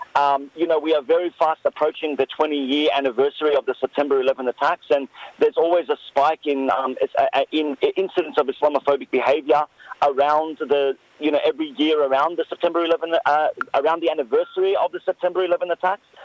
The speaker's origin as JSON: {"language": "English", "town": "Sydney", "region": "New South Wales", "country": "Australia", "tie": "born or raised there", "said": "an Arab Muslim man growing up in Western Sydney"}